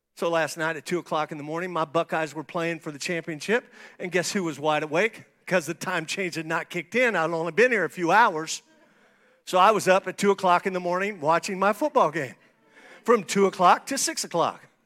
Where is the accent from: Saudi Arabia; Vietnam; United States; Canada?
United States; St. Marys, Ohio; moved away; I was born in Saint Mary's, Ohio. That's where I was born. I've been back there a few times